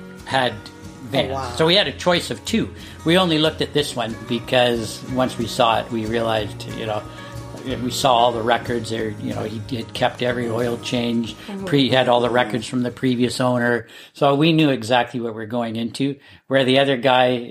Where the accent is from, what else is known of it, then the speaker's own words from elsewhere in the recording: Canada; I'm a Canadian